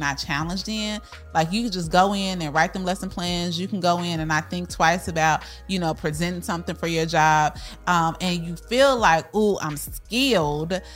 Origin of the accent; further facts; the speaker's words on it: Chicago, Illinois, United States; moved away as an adult; now in Texas, United States; we are from Chicago, so we came to Texas, didn't know anybody